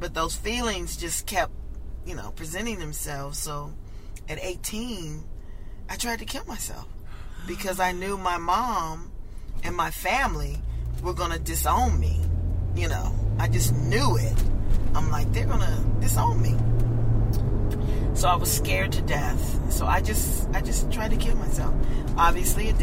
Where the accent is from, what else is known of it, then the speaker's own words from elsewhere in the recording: Compton, California, United States; I grew up in Compton